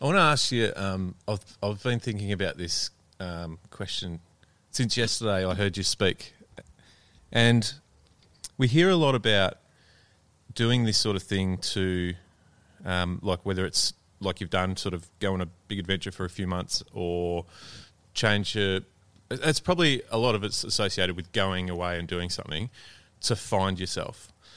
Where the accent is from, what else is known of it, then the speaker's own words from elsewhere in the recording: Melbourne, Victoria, Australia; I'm from Melbourne